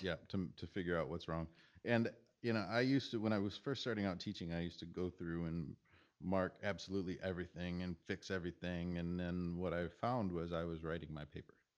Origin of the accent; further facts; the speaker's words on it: Michigan, United States; I grew up in Michigan